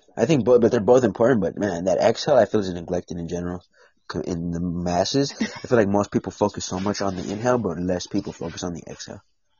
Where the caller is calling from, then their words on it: United States; I am a United States.